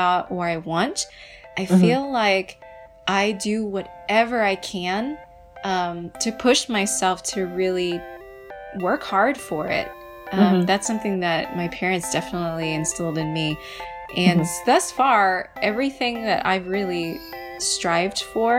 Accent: United States; I'm first generation born in the U.S.

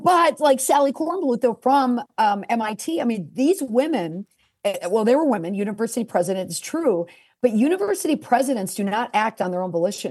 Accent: United States; I'm the American

